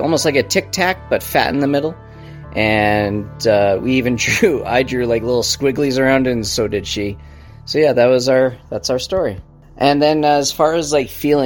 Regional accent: Calgary, Alberta, Canada; We're from Calgary, Alberta, Canada.

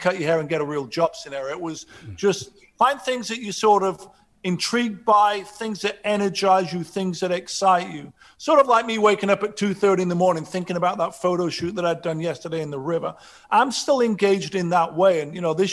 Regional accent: Sheffield, Yorkshire and the Humber, United Kingdom; now in Los Angeles, United States; I grew up in Sheffield, working class

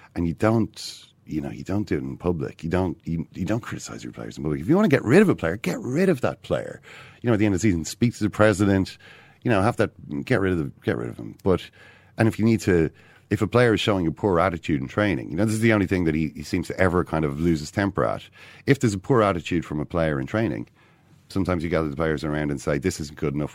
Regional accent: Ireland; I'm, I'm an Irish man

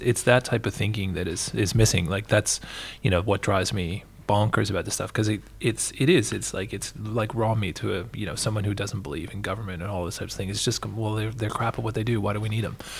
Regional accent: Canada; now in Australia; my home country

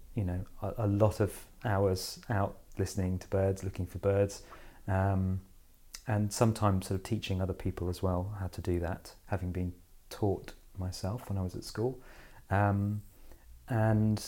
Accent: Kent, South East England, United Kingdom; I grew up in Kent in a small village

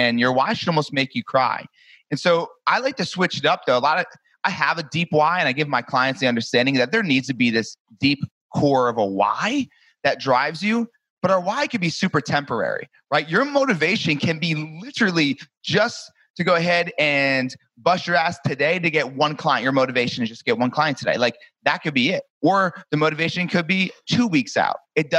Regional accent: New Jersey, United States; moved away as an adult; now in Destin, United States; I'm originally from New Jersey. I live in Destin, Florida now

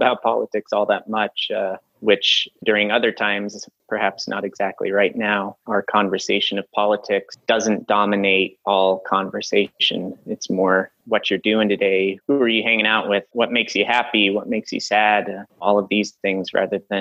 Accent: Colorado, United States; also born or lived in San Francisco; now in Santa Fe, United States; I'm from Colorado.

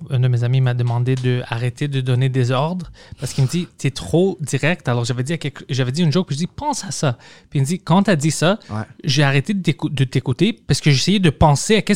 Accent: Quebec, Canada; qui savait pas, à cause que je venais du Canada

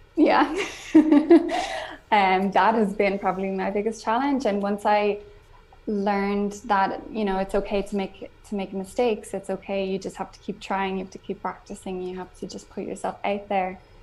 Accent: Ireland; first language English; now in Spain; I'm from Ireland.

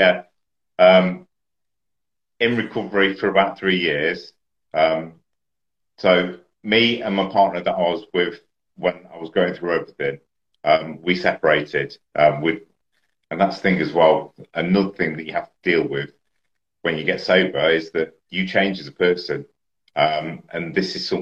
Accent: Leicester, East Midlands, United Kingdom; I was from Leicester.

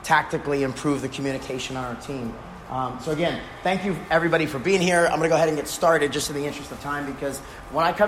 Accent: New York, United States; moved away as an adult; now in Texas, United States; I grew up in New York, so when I moved to Texas

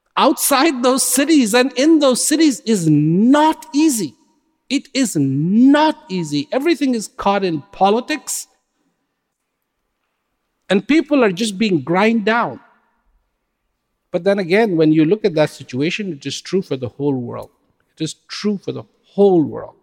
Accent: India; I was born in India

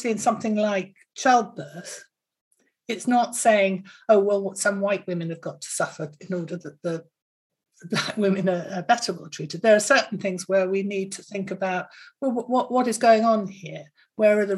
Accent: Bristol, South West England, United Kingdom; I come from Bristol

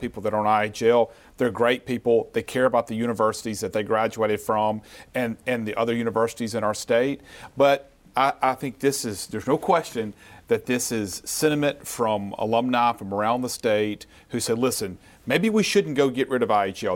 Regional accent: Yazoo City, Mississippi, United States; as I was a little boy growing up in Yazoo City

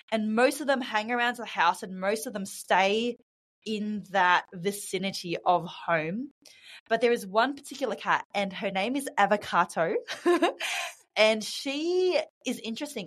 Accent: Australia; moved away as an adult; now in Bali, Indonesia; I'm from Australia, uh, born and raised in Australia, but I'm currently living in Bali.

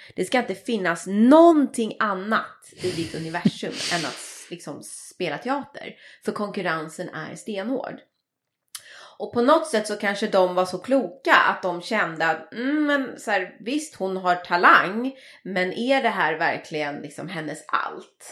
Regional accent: Saltsjöbaden, Stockholm County, Sweden; jag är ju uppvuxen i Saltsjöbaden som ju är en, en förort i Stockholm

